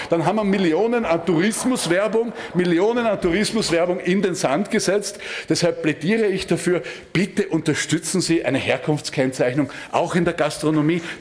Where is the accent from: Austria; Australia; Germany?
Austria; Styria; ich komme aus der Steiermark und bei uns wurde wurden Schlachthöfe errichtet